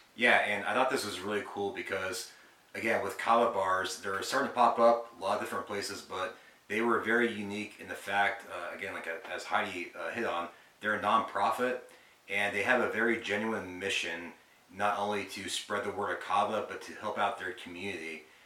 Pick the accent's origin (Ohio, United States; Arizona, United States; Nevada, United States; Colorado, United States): Arizona, United States; moved away as an adult; now in Alabama, United States; we're originally from Arizona and we moved out here to Alabama uh, almost a year ago.